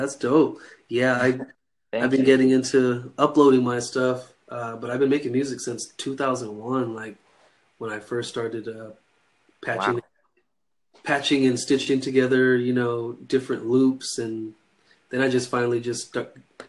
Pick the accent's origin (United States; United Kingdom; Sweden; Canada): United States; Northern California; I'm from Northern California. Mm-hmm. It's kind of a little bit past Sacramento. There's a town called Chico, California. I live in Orville, California, that has the biggest dam in the world.